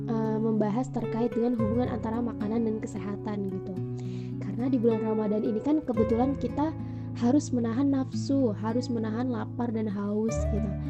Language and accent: Indonesian; Metro, Lampung, Indonesia; dan aku anak Lampung juga, uh, tepatnya dari Kota Metro.